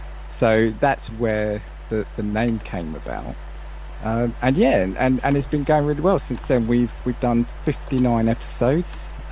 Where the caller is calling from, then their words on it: Welwyn Garden City, East of England, United Kingdom; I am calling from Welwyn Garden City in the UK.